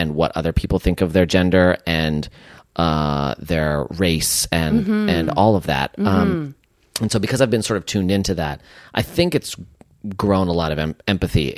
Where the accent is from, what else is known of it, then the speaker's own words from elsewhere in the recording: San Francisco, California, United States; growing up in San Francisco